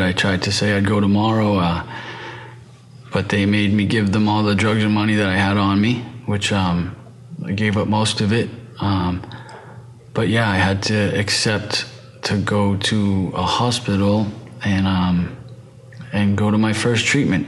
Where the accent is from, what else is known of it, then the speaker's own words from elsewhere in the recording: right outside of Boston, Massachusetts, United States; I'm from the East Coast, from Massachusetts, right outside of Boston